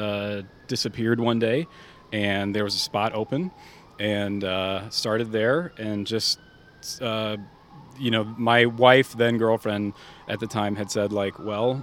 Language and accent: English; Vallejo, California, United States; also born or lived in St. Louis, Missouri; we moved to Vallejo when I was 3 or 4